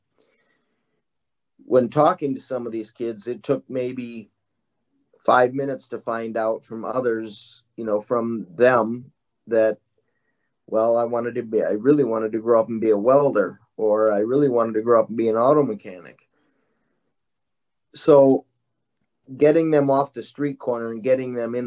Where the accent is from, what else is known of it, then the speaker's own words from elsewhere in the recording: Madison, Wisconsin, United States; I grew up in Madison, Wisconsin, all my life.